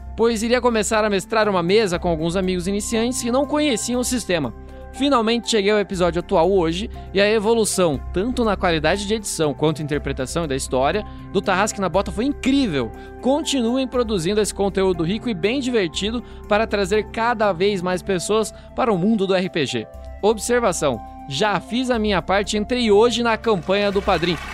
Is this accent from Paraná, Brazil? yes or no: yes; Astorga, Paraná, Brazil; accent: sotaque de Astorga; now in Curitiba, Brazil; o sotaque de Astorga